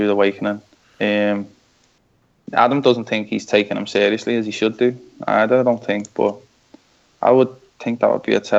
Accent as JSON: {"language": "English", "country": "Canada", "said": "because we're both from Canada, you know."}